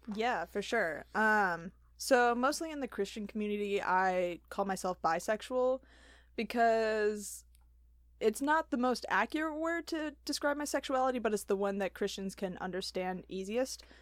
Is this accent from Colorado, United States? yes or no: no; Wheaton, Illinois, United States; grew up in Wheaton my whole life